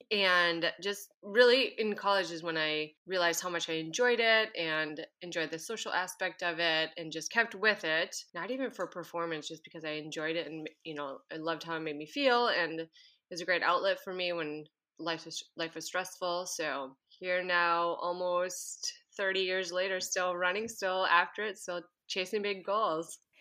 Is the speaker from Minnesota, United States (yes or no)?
yes; Minnesota, United States; moved away as an adult; now in Anchorage, United States; I currently live in Anchorage, Alaska, but I grew up in Minnesota